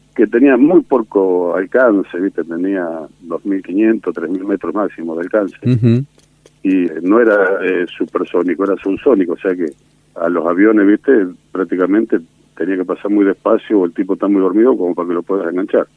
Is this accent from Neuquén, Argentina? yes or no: no; Tres Arroyos, Buenos Aires Province, Argentina; now in Tandil, Argentina; yo en realidad soy nativo de Tres Arroyos. Ajá. A los 14 años me independicé familiarmente, me vine a vivir a Tandil